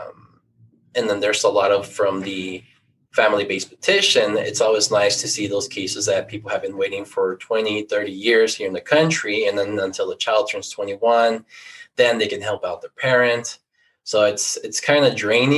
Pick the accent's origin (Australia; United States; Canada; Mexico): Mexico; Baja California; moved away; I'm from Mexico, Baja California.